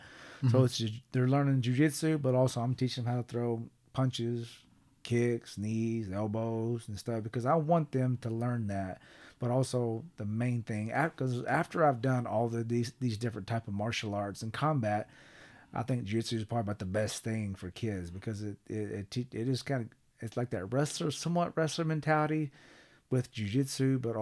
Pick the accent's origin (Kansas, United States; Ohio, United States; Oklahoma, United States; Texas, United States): Oklahoma, United States; Sapulpa; Now, Sepulpa, it worked out great because I'm from Creek County, Sepulpa area.